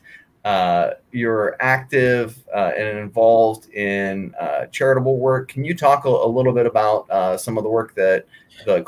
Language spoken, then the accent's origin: English; West Virginia, United States; here in my home state